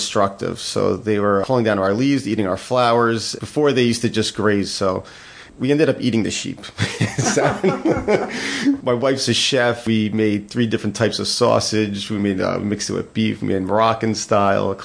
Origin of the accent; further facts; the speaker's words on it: Mahwah, New Jersey, United States; moved away; I'm originally from Mahwah, New Jersey